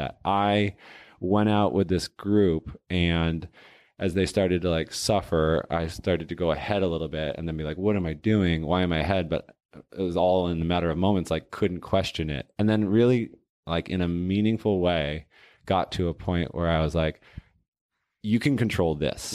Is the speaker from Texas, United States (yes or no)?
no; Portland, Oregon, United States; also born or lived in Boston, Massachusetts / Cambridge, Massachusetts